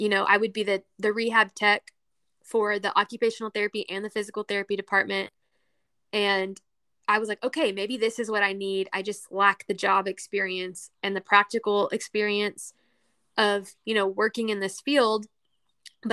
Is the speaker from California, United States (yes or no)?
no; Texas, United States; my home state of Texas